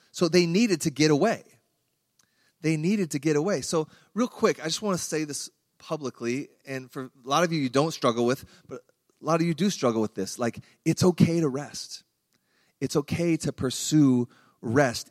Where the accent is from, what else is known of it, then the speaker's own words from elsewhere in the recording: Iowa, United States; I grew up in Iowa